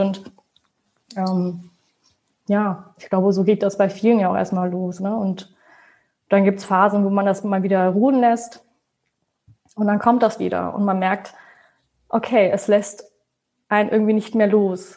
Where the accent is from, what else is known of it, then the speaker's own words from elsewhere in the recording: Hanover, Lower Saxony, Germany; also born or lived in Braunschweig / Münster; Ich komme ursprünglich aus Hannover, habe aber in Braunschweig studiert